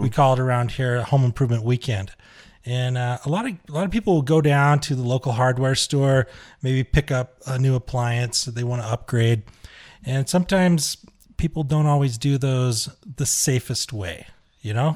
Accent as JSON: {"language": "English", "town": "Huntsville", "region": "Utah", "country": "United States", "tie": "born or raised there", "said": "my hometown, Huntsville, Utah"}